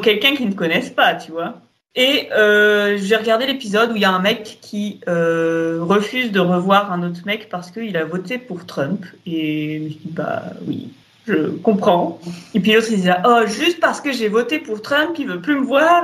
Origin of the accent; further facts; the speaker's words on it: Auvergne-Rhône-Alpes, France; on vient de Rhône-Alpes, donc la vallée du Rhône